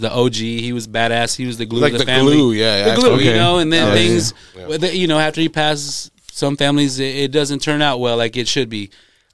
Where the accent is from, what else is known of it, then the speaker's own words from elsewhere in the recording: San Marcos, Texas, United States; I'm from San Marcos, Texas